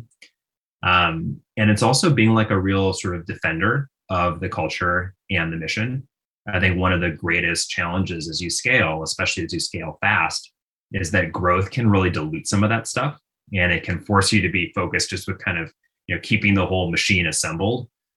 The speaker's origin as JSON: {"language": "English", "town": "Minneapolis", "region": "Minnesota", "country": "United States", "tie": "born or raised there", "said": "my own childhood, you know, growing up in Minnesota"}